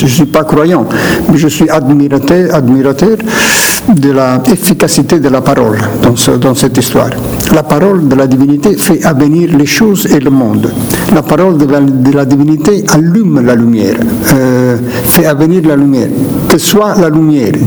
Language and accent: French; Naples, Campania, Italy; first language Neapolitan; French is a second language; Naples est mon de départ. Je suis né là, je suis grandi là. ma langue maternelle première était